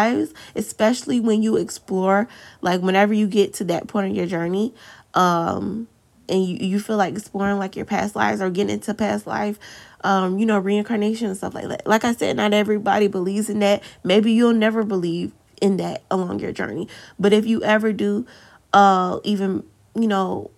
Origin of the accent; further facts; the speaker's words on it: the South, United States; accent: country; I'm from the South